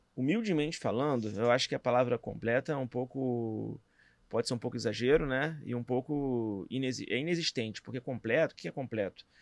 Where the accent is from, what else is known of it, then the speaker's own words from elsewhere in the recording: Rio de Janeiro, Brazil; também sou do Rio